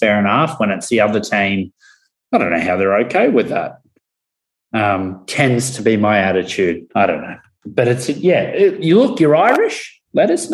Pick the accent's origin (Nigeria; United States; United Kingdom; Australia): Australia; as an Aussie.